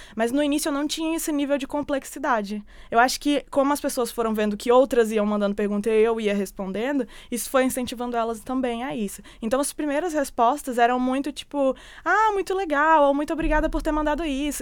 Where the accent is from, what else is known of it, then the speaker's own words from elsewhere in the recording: Brasília, Federal District, Brazil; moved away; eu que era de Brasília